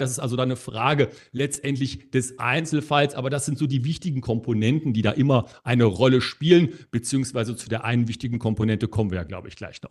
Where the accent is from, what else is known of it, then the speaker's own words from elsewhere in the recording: Germany; bei uns in Deutschland